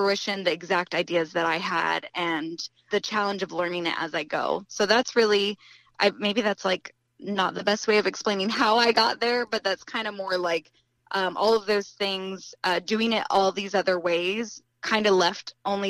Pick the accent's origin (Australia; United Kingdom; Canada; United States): United States; Ohio; also born or lived in Columbus, Ohio; I'm from Ohio